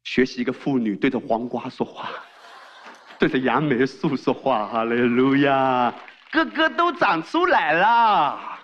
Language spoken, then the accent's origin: Chinese; China; 我们中国人